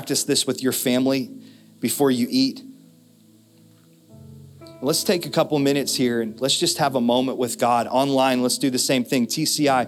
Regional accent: United States; We grew up in America

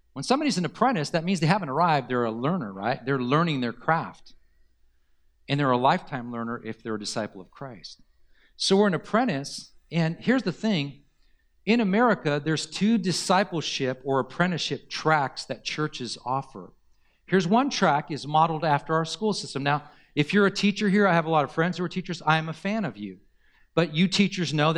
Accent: Southern California, United States; this is where I grew up is in Southern California

